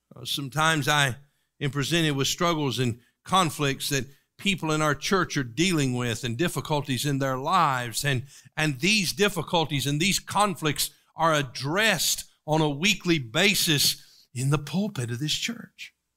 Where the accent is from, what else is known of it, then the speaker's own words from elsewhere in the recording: East Tennessee, United States; Where I grew up in East Tennessee